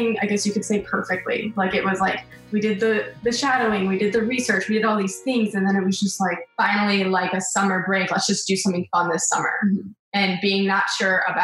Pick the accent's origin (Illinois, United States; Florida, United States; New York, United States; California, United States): Florida, United States; Weston; also born or lived in Big Pine Key, Florida; We grew up originally in Weston, Florida, which is 45 minutes west of Fort Lauderdale